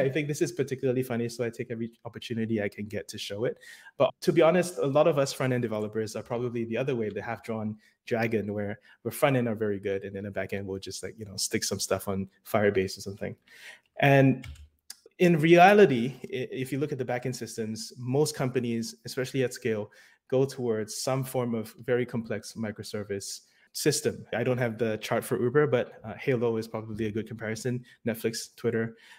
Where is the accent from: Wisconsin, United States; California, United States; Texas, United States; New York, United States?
New York, United States; now in Seattle, United States; Hello, React New York. It is my hometown in the US, and I miss everyone back in New York. I am currently based in Seattle